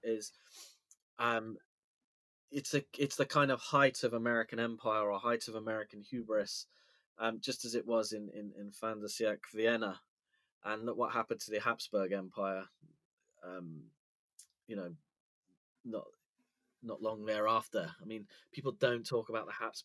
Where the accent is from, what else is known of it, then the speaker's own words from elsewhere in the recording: London, United Kingdom; moved away as an adult; now in North Wales, United Kingdom; I was born and raised in London. So, you know, I'm in exile here in North Wales